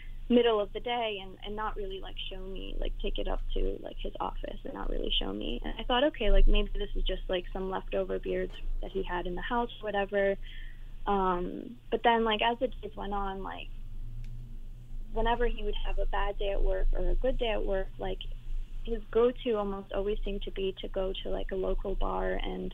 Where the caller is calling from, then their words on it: East Coast, United States; also born or lived in New York City; I'm calling from the East Coast